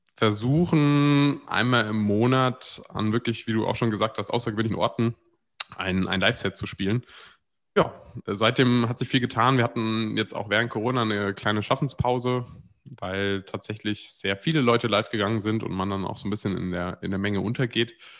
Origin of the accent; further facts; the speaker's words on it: near Frankfurt, Hesse, Germany; Ich bin in der Nähe von Frankfurt aufgewachsen